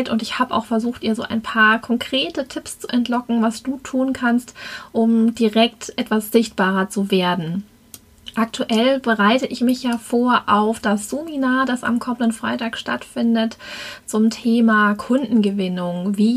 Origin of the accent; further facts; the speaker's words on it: Dessau, Saxony-Anhalt, Germany; ich komme aus Dessau und ähm, ja, ich lebe hier mit meiner kleinen Familie